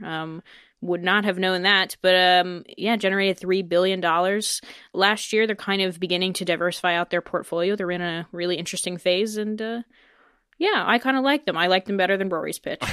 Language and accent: English; Denver, Colorado, United States; now in Dublin, Ireland; I grew up in Denver